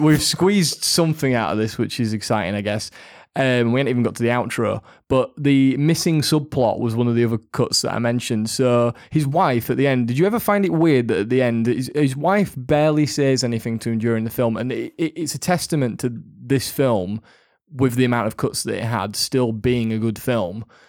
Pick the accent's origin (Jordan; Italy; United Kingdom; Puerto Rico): United Kingdom; Yorkshire and the Humber; We are from Yorkshire